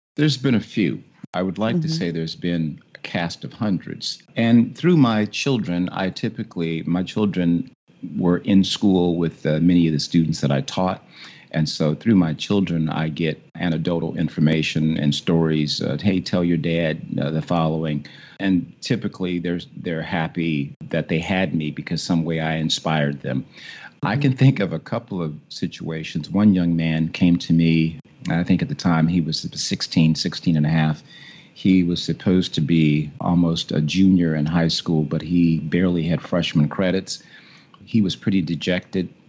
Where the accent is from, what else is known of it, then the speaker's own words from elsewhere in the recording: Chicago, Illinois, United States; now in Washington, United States; I grew up in Chicago